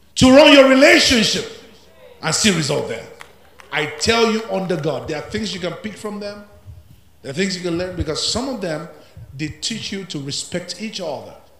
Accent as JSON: {"language": "English", "town": "Ilorin", "region": "Kwara", "country": "Nigeria", "tie": "born or raised there", "said": "I grew up among Muslims. I grew up in Ilorin"}